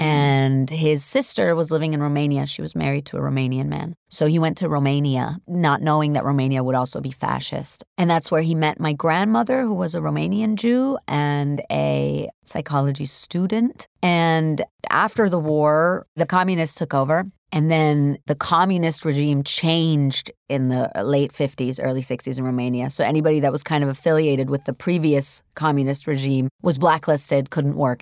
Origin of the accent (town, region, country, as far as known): New York City, New York, United States; born or raised there; English is a second language; also born or lived in Hamburg, Germany